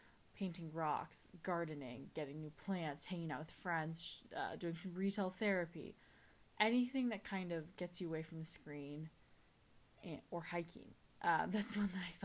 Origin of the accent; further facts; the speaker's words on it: California, United States; I am from California